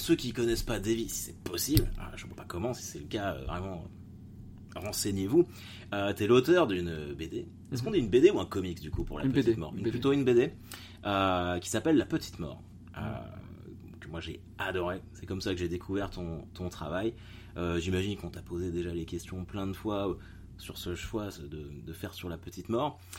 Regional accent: Caen, Normandy, France; je suis de Normandie, je suis de Caen

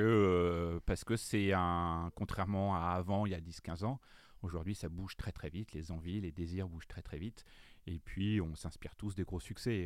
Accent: Le Conquet, Brittany, France; now in Paris, France; je suis breton, euh, je viens euh, du fin fond de la Bretagne

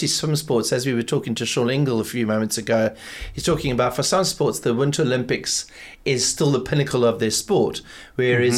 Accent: Durban, KwaZulu-Natal, South Africa; accent: Durban; South African; Durban accent. My South African accent

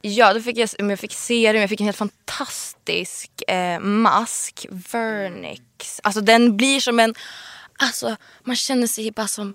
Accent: Sweden; I'm Swedish

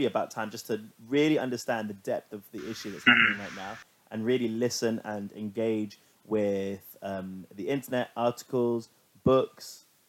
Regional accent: London, United Kingdom; Growing up in London, I haven't really experienced a lot of sort of like racial issues in terms of like, everyone I know has been multicultural.

